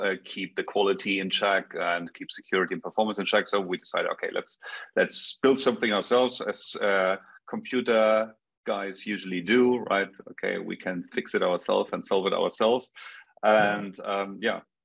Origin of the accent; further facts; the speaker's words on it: Munich, Bavaria, Germany; also born or lived in Stockholm, Sweden; I'm from Munich, Bavaria in Germany, so from Europe, other side of the pond